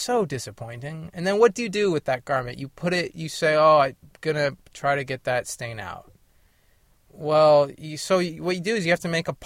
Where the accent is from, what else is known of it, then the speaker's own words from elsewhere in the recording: California, United States; also born or lived in Paonia, Colorado; I'm from California. And I am back in California